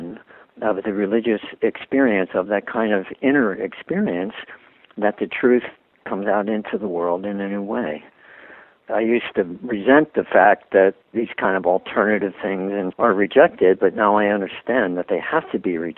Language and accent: English; Philadelphia, Pennsylvania, United States; I was brought up a Catholic in Philadelphia